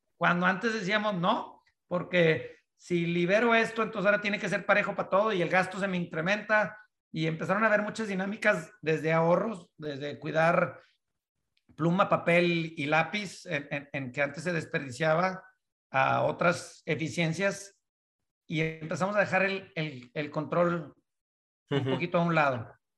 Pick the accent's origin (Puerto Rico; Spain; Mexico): Mexico; northern Mexico; moved away; also born or lived in United States; nacido en México, crecido en, la, en la parte del norte de México